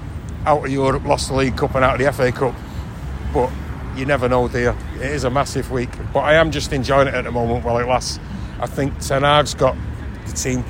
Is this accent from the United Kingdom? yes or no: yes; Manchester, North West England, United Kingdom; accent: North Manchester; also born or lived in Newton Heath; North Manchester, Blakely